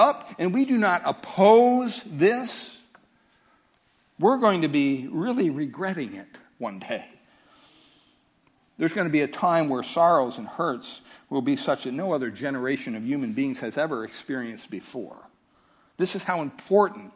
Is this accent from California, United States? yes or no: yes; California, United States; I'm from California